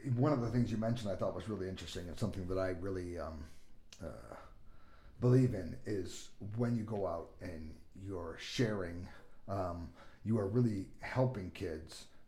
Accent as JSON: {"language": "English", "region": "California", "country": "United States", "tie": "born or raised there", "also_born_or_lived": "Bloomington / Los Angeles", "moved": "as an adult", "lives_now": "Sioux Falls, United States", "said": "I grew up in California"}